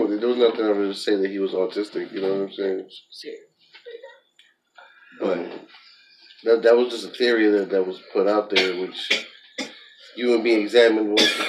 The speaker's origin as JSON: {"language": "English", "region": "New York", "country": "United States", "tie": "born or raised there", "said": "growing up in New York"}